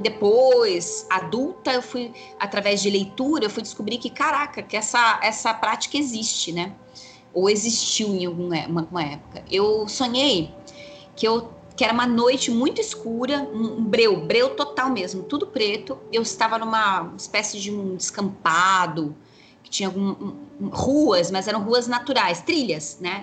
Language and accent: Portuguese; São Paulo, Brazil; moved away as an adult; eu sou natural de São Paulo, capital. Então eu cresci no meio do concreto, né? Na cidade mesmo